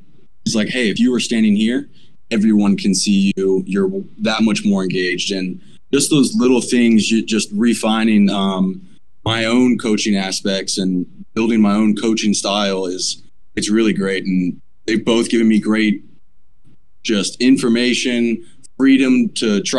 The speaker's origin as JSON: {"language": "English", "town": "Pensacola", "region": "Florida", "country": "United States", "tie": "born or raised there", "said": "I was born and raised in Pensacola"}